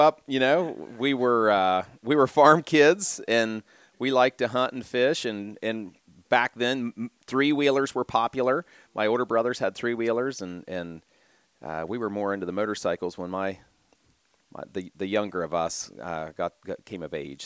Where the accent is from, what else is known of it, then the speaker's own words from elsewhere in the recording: Marietta, Ohio, United States; I'm a Washington County native, right? I grew up, uh, just north of Marietta